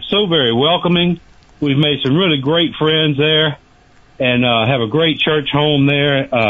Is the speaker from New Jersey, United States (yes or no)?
no; Louisiana, United States; we were born and raised in Louisiana, and so we live outside of Baton Rouge